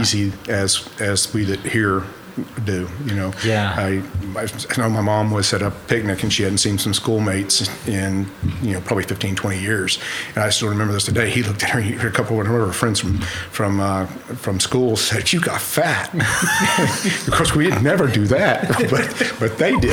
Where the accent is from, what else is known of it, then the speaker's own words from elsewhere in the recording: Enid, Oklahoma, United States; first language sign language; English is a second language; also born or lived in Ponca City, Oklahoma; we grew up in Enid uh, probably since we were about two years old.